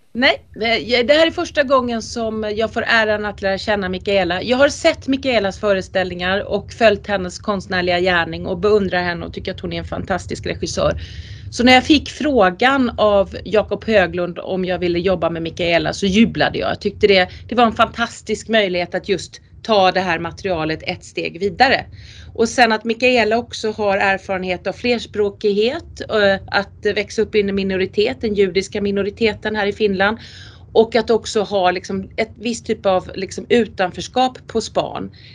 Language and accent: Swedish; Sweden; first language Swedish; jag som rikssvensk då och rikssvensk skådespelare, jag spelar ju på mitt språk för det är det enda jag kan